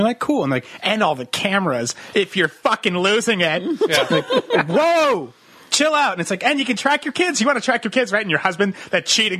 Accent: East Coast, United States; moved away; I grew up on the East Coast where we didn't have pot clubs and there was no legalized pot.

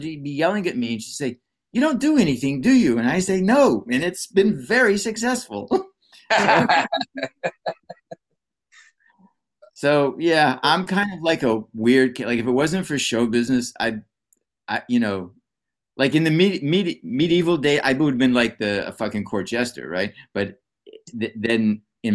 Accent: Pittsburgh, Pennsylvania, United States; moved away; I'm from Pittsburgh originally

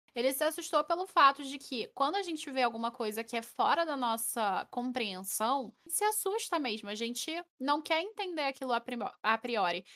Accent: Rio de Janeiro, Brazil; eu chio todo dia, que eu sou carioca.

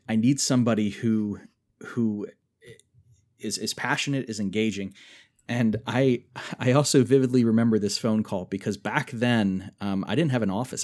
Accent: Germantown, Maryland, United States; moved away as an adult; also born or lived in West Virginia; where I grew up in Germantown, Maryland

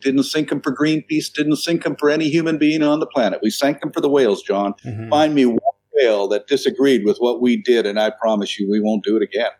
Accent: New Brunswick, Canada; moved away; also born or lived in Toronto, Canada / Vancouver, Canada; I was I was born in Toronto, but I was raised in a fishing village in uh, New Brunswick.

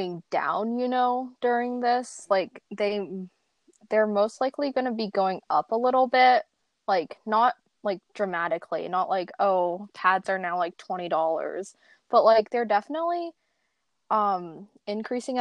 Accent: San Diego, California, United States; I'm a high school junior from San Diego, California

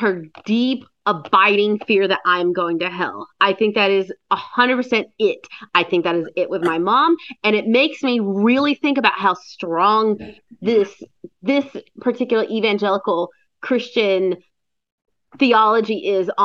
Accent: Cleveland, Ohio, United States; Cleveland, my hometown

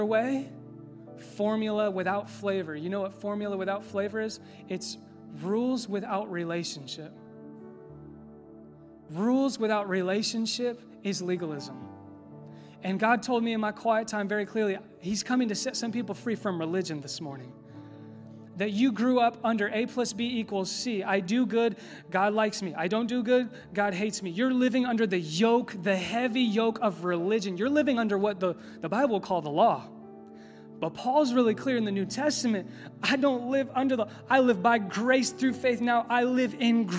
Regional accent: Indianapolis, Indiana, United States; I'm from Indy

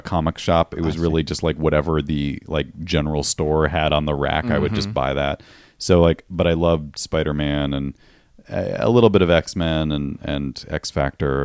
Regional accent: Western Massachusetts, United States; moved away; I grew up in Western Massachusetts

